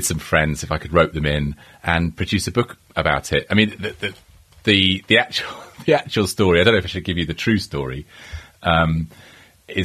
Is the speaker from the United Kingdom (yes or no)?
yes; London, United Kingdom; moved away as an adult; also born or lived in California; now in Wales; I've lived in London for, well, all my life, really